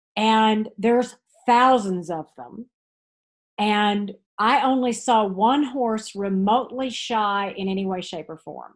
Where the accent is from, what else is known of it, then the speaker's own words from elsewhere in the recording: Texas, United States; now in Tryon, North Carolina, United States; growing up in Texas.